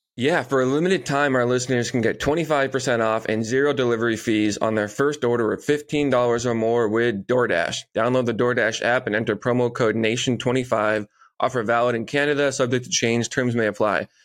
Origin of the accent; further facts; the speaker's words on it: Marshfield, Massachusetts, United States; in my hometown